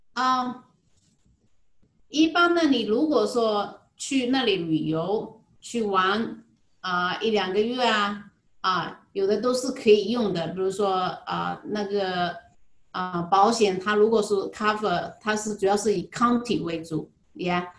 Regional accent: Jinhua, Zhejiang, China; moved away as an adult; now in Hawaii, United States; 我来自浙江金华。嗯，金华火腿是我们家乡最出名的，我想很多人都知道。我来夏威夷呢，已经有十一年了

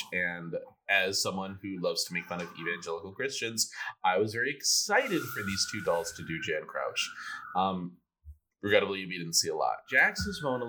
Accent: Philippines; as a Filipina

